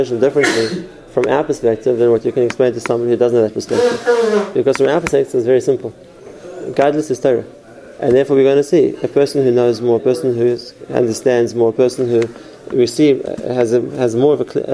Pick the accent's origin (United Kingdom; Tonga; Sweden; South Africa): South Africa; I'm from South Africa